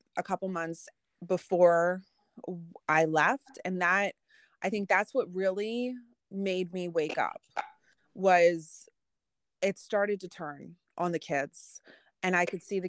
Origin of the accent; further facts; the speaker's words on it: Philadelphia, Pennsylvania, United States; I'm an intelligent woman and I'm from Philly